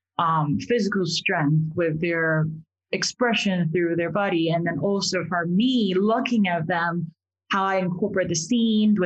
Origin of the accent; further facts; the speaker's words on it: Taiwan; moved away; So I'm originally from Taiwan.